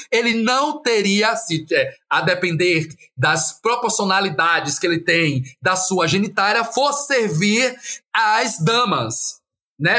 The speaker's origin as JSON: {"language": "Portuguese", "town": "Feira de Santana", "region": "Bahia", "country": "Brazil", "tie": "born or raised there", "said": "a cidade de Feira Santana, de onde eu sou oriundo"}